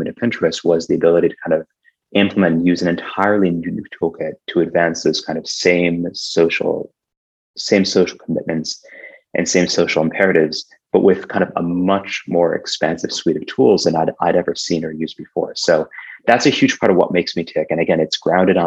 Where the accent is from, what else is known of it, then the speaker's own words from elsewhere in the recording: Iowa, United States; when I was growing up in Iowa